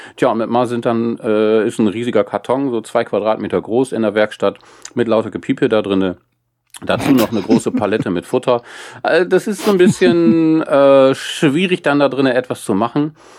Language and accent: German; Wesermarsch, Lower Saxony, Germany; ich komme aus der Wesermarsch äh, zwischen Nordenham und Farel